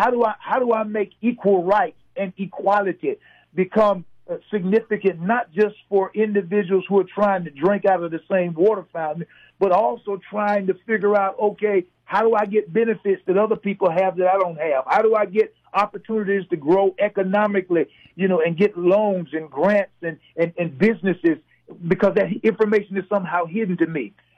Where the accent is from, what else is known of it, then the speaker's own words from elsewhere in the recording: Southern United States, United States; Again, I grew up in the South. You know, I saw a lot of things happening.